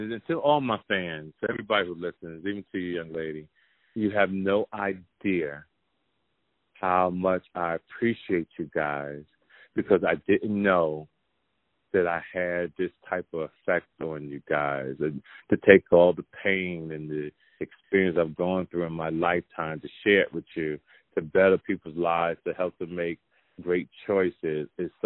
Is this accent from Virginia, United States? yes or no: no; Jersey City, New Jersey, United States; moved away; I grew up in Jersey City, New Jersey, and I'm coming home